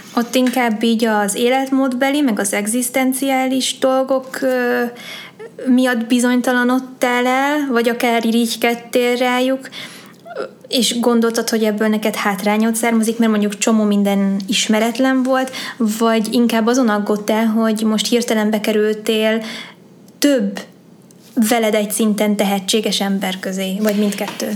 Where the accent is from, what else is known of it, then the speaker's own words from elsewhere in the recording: Sárvár, Vas, Hungary; moved away; also born or lived in Pécs; egy kis városban, ahol én is felnőttem